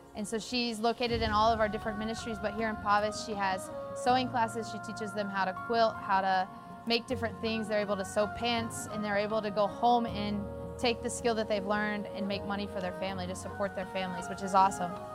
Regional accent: Kentucky, United States; moved away as an adult; now in Costa Rica; I'm from Kentucky

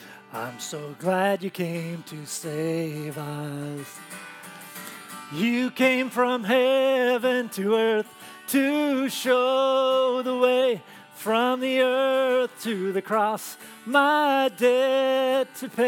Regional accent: Tacoma, Washington, United States; Lisa and I grew up in the Tacoma area

